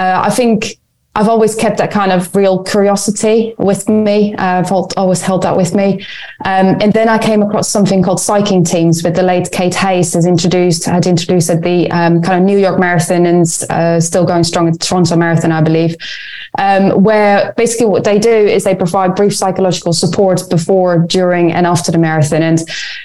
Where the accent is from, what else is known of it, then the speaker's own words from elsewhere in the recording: Netherlands; moved away as an adult; also born or lived in Lund, Sweden / Edinburgh, United Kingdom; now in London, United Kingdom; I grew up in the Netherlands.